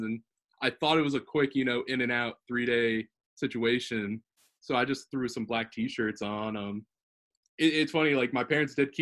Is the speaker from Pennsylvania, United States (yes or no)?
no; Richmond, Virginia, United States; growing up in Richmond